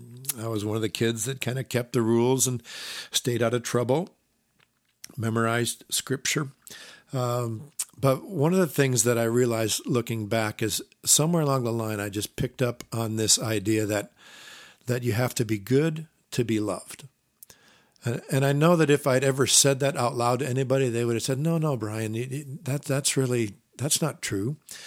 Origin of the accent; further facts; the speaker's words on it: Iowa, United States; also born or lived in Minnesota; I was raised in the Midwest, Iowa, Minnesota, by conservative, evangelical Christian parents.